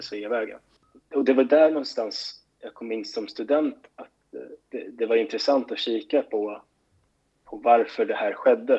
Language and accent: Swedish; Stockholm, Stockholm County, Sweden; moved away as an adult; also born or lived in Gothenburg; jag var liksom uppvuxen i Skärholmen